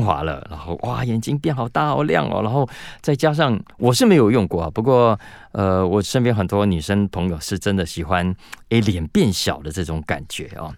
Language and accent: Chinese; Taiwan; 我们台湾人